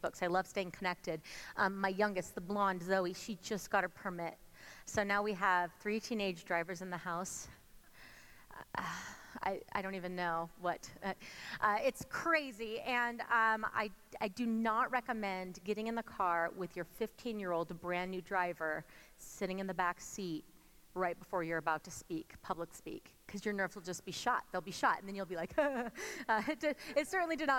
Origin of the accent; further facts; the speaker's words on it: California, United States; moved away as an adult; now in Colorado, United States; we're originally from California